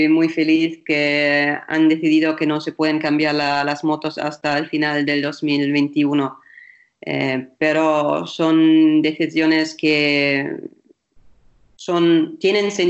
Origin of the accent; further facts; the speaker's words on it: Germany; Spanish is a second language; lo bueno es porque soy alemana, que el otro día en Alemania han dicho